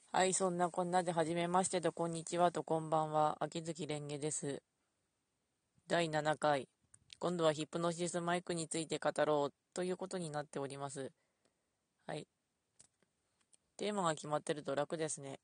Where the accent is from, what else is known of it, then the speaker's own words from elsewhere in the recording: Ishikawa, Japan; 私石川出身なんで